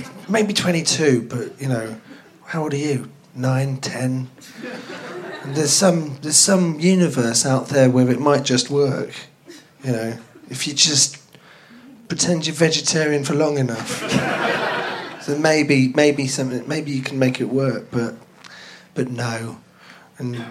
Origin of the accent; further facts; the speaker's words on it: London, United Kingdom; also born or lived in Plymouth; I grew up in Finsbury Park, so that's north.